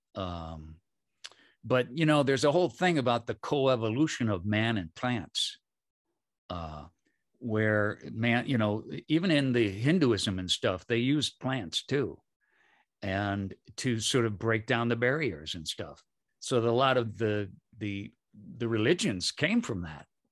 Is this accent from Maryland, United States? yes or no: no; Michigan, United States; moved away; also born or lived in San Francisco / Berkeley; I grew up in Michigan, and then I lived in San Francisco and Berkeley